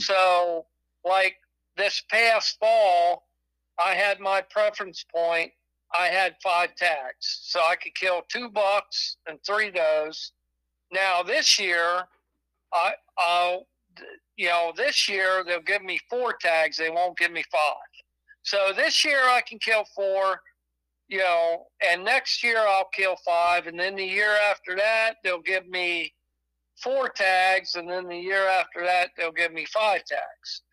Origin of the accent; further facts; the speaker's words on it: Pennsylvania, United States; now in New York, United States; I grew up in Pennsylvania, and I moved up here in New York